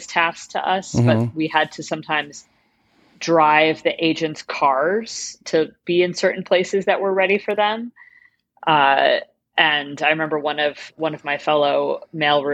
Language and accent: English; upstate New York, United States; moved away as an adult; now in Los Angeles, United States; I'm from upstate New York originally